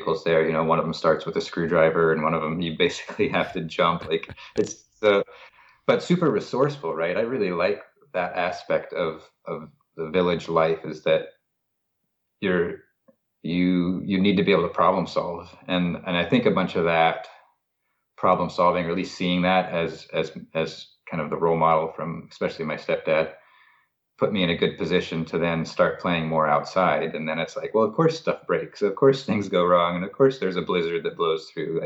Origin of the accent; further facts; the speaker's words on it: McGrath, Alaska, United States; in the villages, like where I grew up in McGrath, there's no road to the village